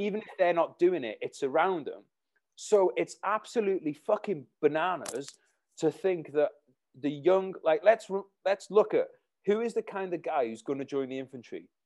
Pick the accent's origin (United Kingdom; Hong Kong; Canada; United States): United Kingdom; Wales; my hometown where I am now in Wales